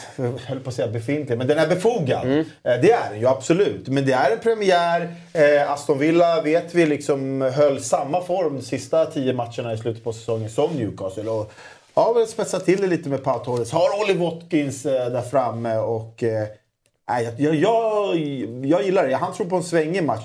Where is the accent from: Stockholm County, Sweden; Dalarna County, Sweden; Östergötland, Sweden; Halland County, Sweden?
Stockholm County, Sweden; Solna; jag är uppvuxen i Solna, Solna centrum